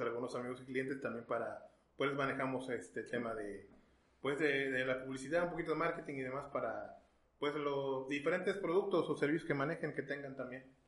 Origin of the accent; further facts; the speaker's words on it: Mexico; also born or lived in Texas, United States; yo nací en Texas, eh, por cuestiones familiares y demás, pero ya totalmente mexicano